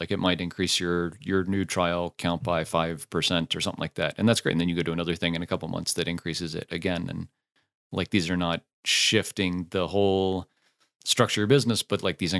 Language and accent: English; United States; So I'm from the States originally. I moved all around there.